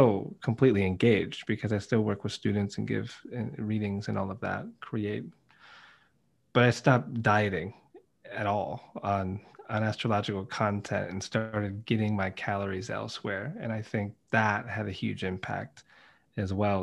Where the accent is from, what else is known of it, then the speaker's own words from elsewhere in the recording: United States; moved away as an adult; now in United Kingdom; Being American